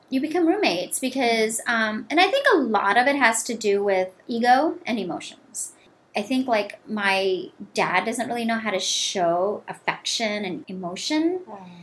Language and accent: English; India; now in United States; I'm Indian